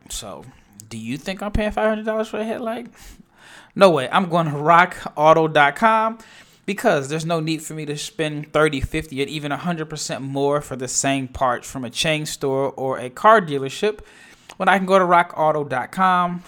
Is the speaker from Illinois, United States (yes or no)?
no; Omaha, Nebraska, United States; now in Dallas, United States; I'm born and raised in Omaha, Nebraska